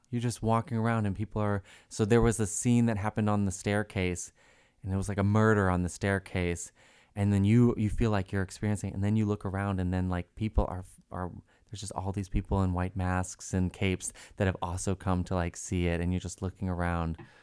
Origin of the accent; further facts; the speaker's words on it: Reading, Massachusetts, United States; I am from Reading, Massachusetts